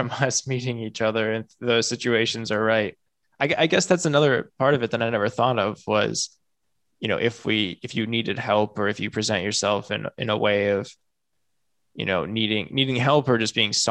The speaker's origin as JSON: {"language": "English", "region": "Midwest", "country": "United States", "also_born_or_lived": "San Diego, California", "said": "Like, I'm from the Midwest. I live in the Midwest."}